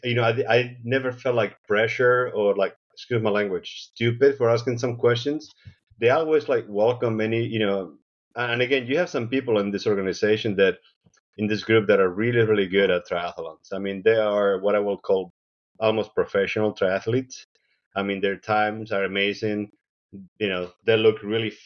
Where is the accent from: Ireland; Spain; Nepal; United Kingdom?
Spain; now in Seattle, United States; I was born in Spain. I moved to the U.S. about 30 years ago.